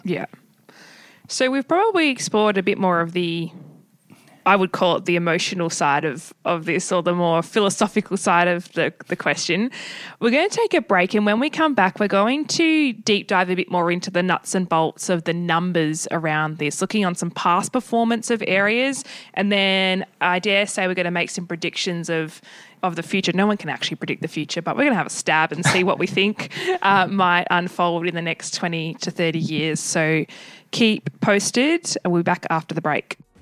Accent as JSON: {"language": "English", "country": "Australia", "said": "us as Aussie"}